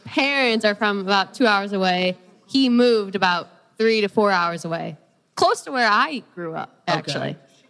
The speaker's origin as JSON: {"language": "English", "town": "Chicago", "region": "Illinois", "country": "United States", "moved": "as an adult", "lives_now": "St. Louis, United States", "said": "I'm from the Chicago area, but okay. I went to school here, so I stayed here."}